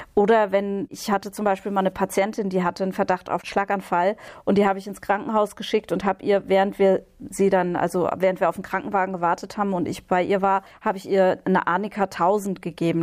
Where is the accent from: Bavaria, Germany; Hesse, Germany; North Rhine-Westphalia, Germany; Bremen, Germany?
Hesse, Germany; moved away; also born or lived in Berlin; in Hessen, ich komme ja aus Hessen ursprünglich, da sagt man verkleppern.